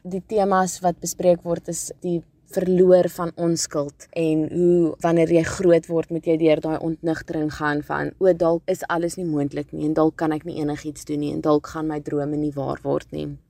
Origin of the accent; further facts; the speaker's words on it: Cape Town, Western Cape, South Africa; ek kom van Kaapstad af